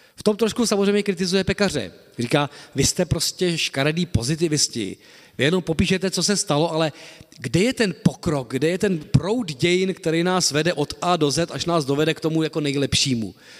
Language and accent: Czech; Czechia